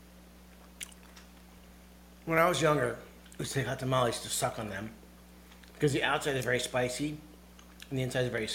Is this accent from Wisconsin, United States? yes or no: no; Westbrook, Connecticut, United States; also born or lived in Cheshire, Connecticut; in Westbrook as a kid we grew up